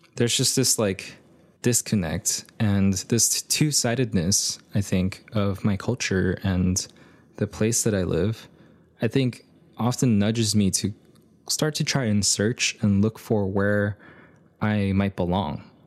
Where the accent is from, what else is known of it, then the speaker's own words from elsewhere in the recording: United States; growing up here in the States, being born here in the States